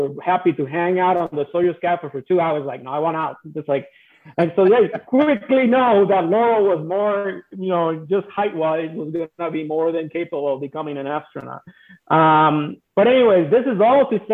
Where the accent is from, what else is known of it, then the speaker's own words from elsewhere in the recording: Puerto Rico; I'm from Puerto Rico